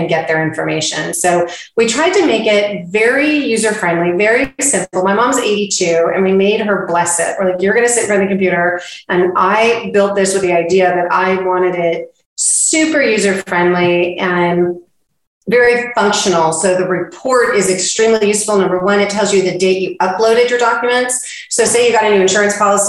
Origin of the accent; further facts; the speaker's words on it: West Coast, United States; now in Texas, United States; I'm from the West Coast